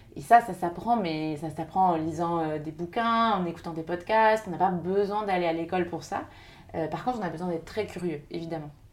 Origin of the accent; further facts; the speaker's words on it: Segré, Pays de la Loire, France; moved away as an adult; also born or lived in Paris / Angers; je suis originaire de Segré, une petite ville dans le Maine-et-Loire, où j'ai grandi jusqu'à mes 18 ans